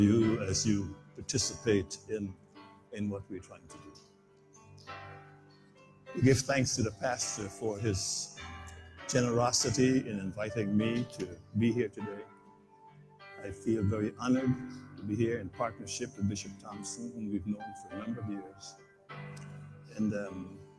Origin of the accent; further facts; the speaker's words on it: Guyana; came to Guyana, the country in which I was born in South America